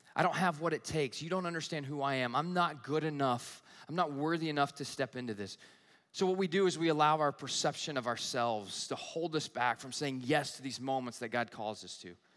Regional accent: the South, United States; also born or lived in Southern California; now in Michigan, United States; Growing up in the South, we have fires

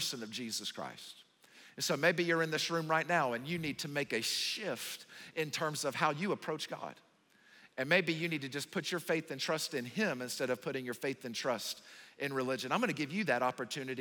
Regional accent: the South, United States; moved away; I'm from the South

